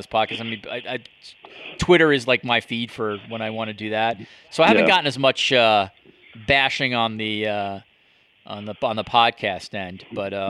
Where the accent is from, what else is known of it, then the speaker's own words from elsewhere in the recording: United States; moved away as an adult; now in Toronto, Canada; as an American living here